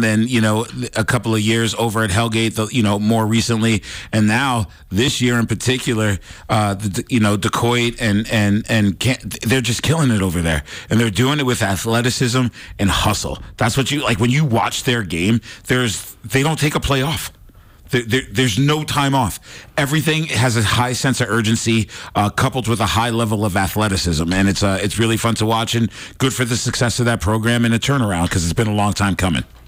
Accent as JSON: {"language": "English", "region": "East Coast", "country": "United States", "moved": "yes", "lives_now": "Montana, United States", "said": "I'm from the East Coast"}